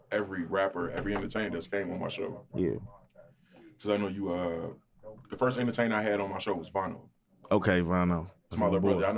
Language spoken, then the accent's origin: English; Chicago, Illinois, United States; I'm from Chicago. You know what I'm saying?